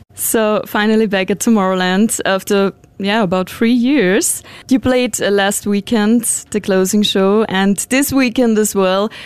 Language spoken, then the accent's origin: English; Austria; we are from Austria.